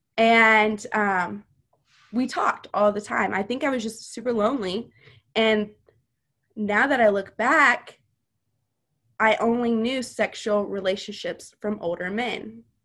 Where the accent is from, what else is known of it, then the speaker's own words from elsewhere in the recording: Missouri, United States; also born or lived in Louisiana; Whenever I was five, we moved to Missouri from Louisiana